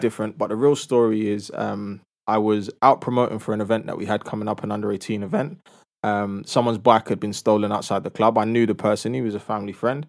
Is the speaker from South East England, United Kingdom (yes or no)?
no; London, United Kingdom; I'm from a two-parent household in North London